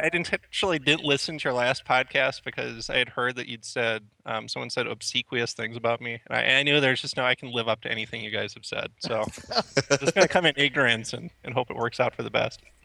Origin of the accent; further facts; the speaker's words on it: the Twin Cities, Minnesota, United States; I grew up in the Twin Cities, just kind of east, actually, of where I'm currently sitting in Stillwater, Minnesota.